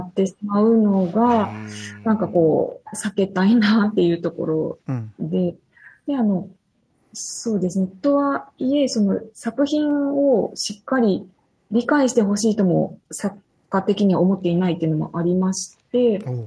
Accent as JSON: {"language": "Japanese", "region": "Fukuoka", "country": "Japan", "tie": "born or raised there", "also_born_or_lived": "Kyoto / Kitakyushu", "moved": "as an adult", "said": "福岡市の出身です"}